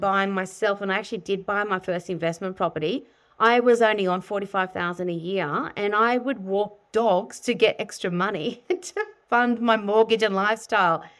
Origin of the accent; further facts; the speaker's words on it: Sydney, New South Wales, Australia; I grew up in Sydney